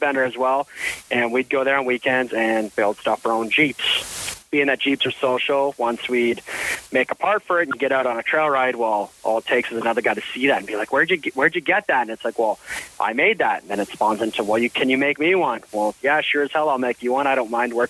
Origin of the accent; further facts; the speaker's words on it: Ontario, Canada; We grew up here in Ontario